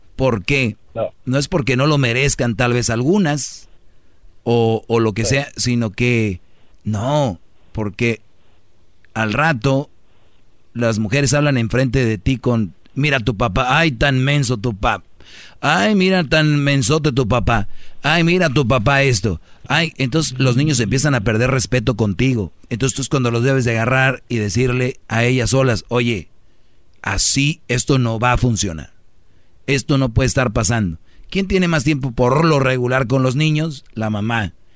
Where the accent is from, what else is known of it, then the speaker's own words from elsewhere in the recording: Mexico; somos paisanos del mismo país